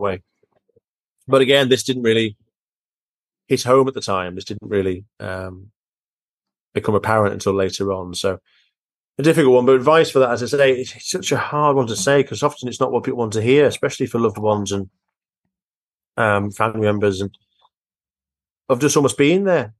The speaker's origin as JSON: {"language": "English", "area": "near the Lake District", "region": "North West England", "country": "United Kingdom", "tie": "born or raised there", "said": "I was brought up quite near the Lake District"}